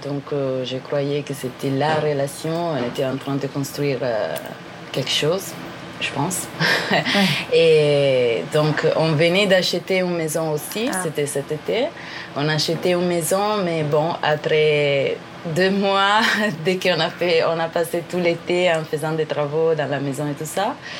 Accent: northern Italy, Italy; French is a second language; je viens de l'Italie. Euh, je viens d'une petite ville dans le nord de l'Italie

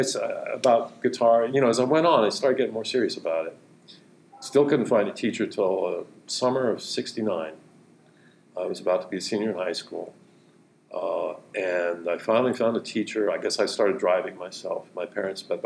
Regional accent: San Carlos, California, United States; also born or lived in Houston, Texas; San Carlos, California. Peninsula, Bay Area

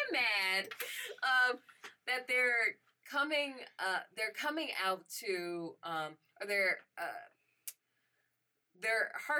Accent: Chicago, Illinois, United States; I'm from Chicago.

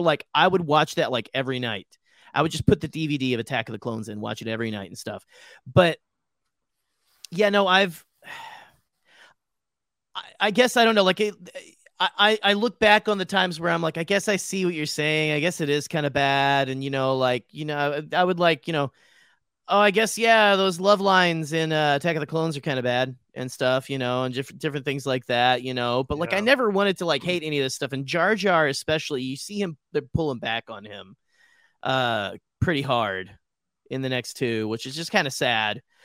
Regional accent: Arkansas, United States; moved away; my hometown in Arkansas

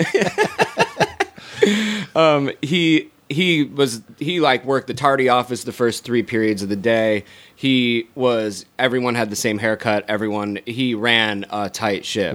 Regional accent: Syracuse, New York, United States; moved away as an adult; also born or lived in Scotland; now in Los Angeles, United States; I grew up in Syracuse, New York.

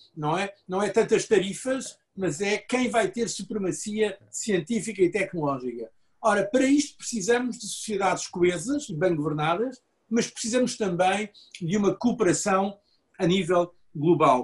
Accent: Portugal; eu sou português

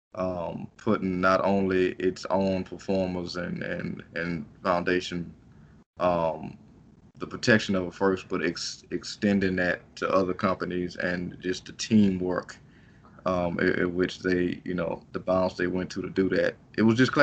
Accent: United States; as an American

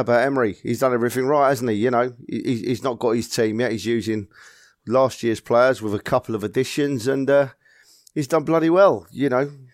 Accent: London, United Kingdom; born and bred in North London

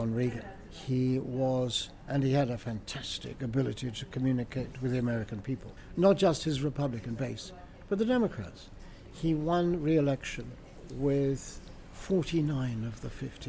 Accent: Beccles, East of England, United Kingdom; I come from Beccles in East Suffolk

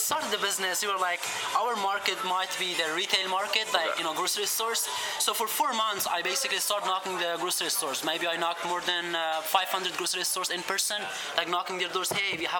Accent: Afghanistan; moved away as an adult; now in Chicago, United States; I was raised and born in Afghanistan. I came to Chicago 3.5 years ago.

